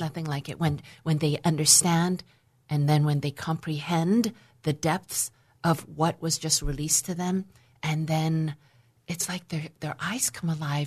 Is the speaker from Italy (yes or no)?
no; Vancouver, British Columbia, Canada; also born or lived in Hong Kong; I was born in Hong Kong in 1962. And for a variety of reasons, I was given to my grandparents, my maternal grandparents, to raise me until the age of five and a half, at which time my parents decided to leave and restart and rebuild a life in Vancouver, Canada